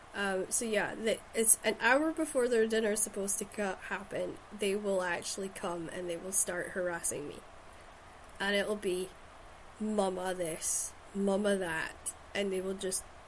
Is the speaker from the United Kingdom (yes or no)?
yes; Shetland, Scotland, United Kingdom; born or raised there